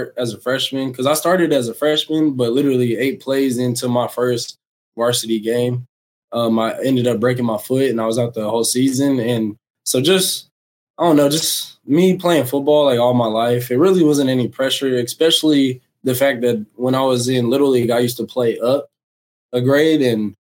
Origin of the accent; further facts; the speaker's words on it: Okmulgee, Oklahoma, United States; also born or lived in Tulsa, Oklahoma / Michigan; I'm originally from Omogee, Oklahoma. I was born in Tulsa